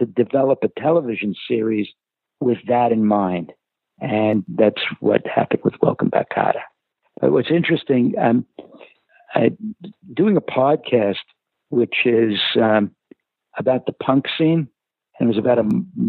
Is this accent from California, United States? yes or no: no; New York City, New York, United States; I was going to an inner city school growing up in Brooklyn